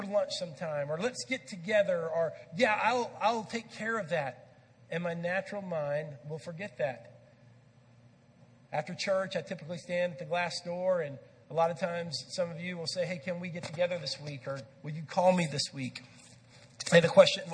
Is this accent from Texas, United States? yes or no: yes; Texas, United States; I grew up in Texas